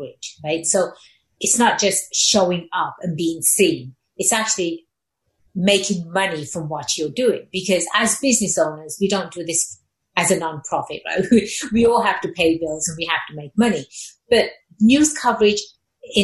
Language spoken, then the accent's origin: English; England, United Kingdom; growing up in England, and in my English class